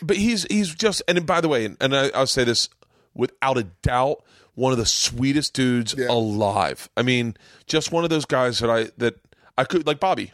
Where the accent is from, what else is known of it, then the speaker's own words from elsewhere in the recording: Florida, United States; I grew up in Florida.